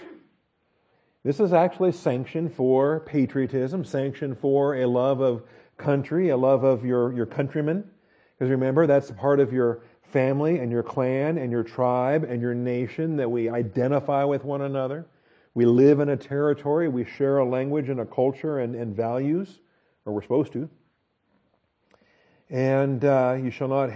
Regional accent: United States; we're all American

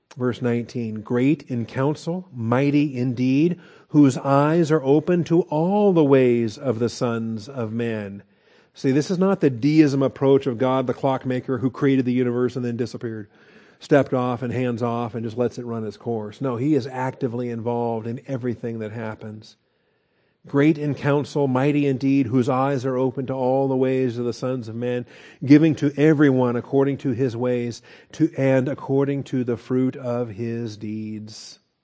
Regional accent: Seattle, Washington, United States; moved away; I grew up in Seattle, Washington

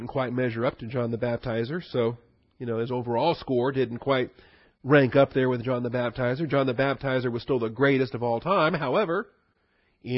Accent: Washington, United States; I grew up in Washington

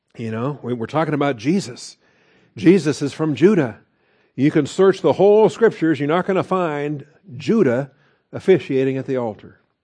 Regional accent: United States; we had it here as American Christians

